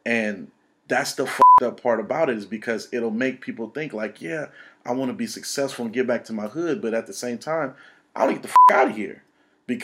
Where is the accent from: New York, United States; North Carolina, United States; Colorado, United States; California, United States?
California, United States; Oakland; I grew up in East Oakland.